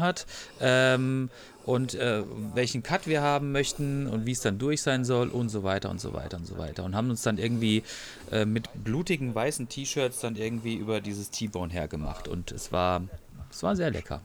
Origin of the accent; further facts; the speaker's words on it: Freiburg, Baden-Württemberg, Germany; ich komme aus Freiburg